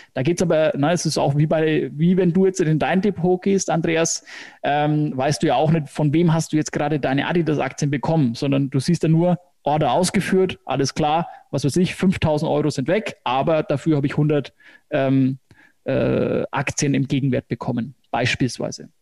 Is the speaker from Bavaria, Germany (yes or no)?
yes; Hersbruck, Bavaria, Germany; accent: Franconian; Fränkisch, genau, also ich komme aus Hersbruck